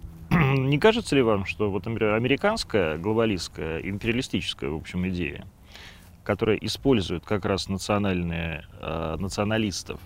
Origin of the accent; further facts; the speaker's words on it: Western Ukraine, Ukraine; moved away; я жил в детстве на Западной Украине